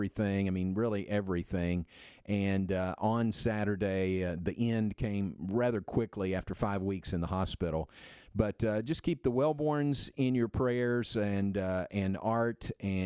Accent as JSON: {"language": "English", "town": "Danville", "region": "Kentucky", "country": "United States", "tie": "born or raised there", "moved": "yes", "said": "My hometown really gave me a great foot in the door"}